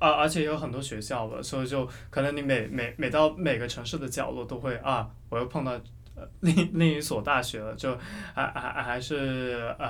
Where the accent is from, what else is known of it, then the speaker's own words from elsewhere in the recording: Hong Kong; moved away as an adult; now in Boston, United States; 然后我现在是呃准大四，啊、然后我是来自香港，然后现在也是在波士顿这边呃读大学，读本科。